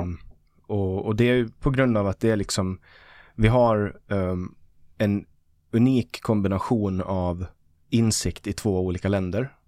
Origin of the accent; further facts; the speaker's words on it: Mariehamn, Åland, Åland Islands; moved away as an adult; also born or lived in Stockholm, Sweden / Kyiv, Ukraine; jag kommer ju från Åland och är finsk medborgare